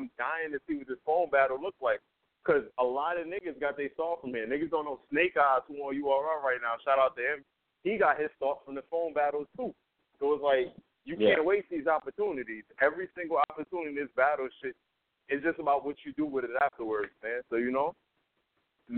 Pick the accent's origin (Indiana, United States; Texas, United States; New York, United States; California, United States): New York, United States; New York City; I'm from Brooklyn.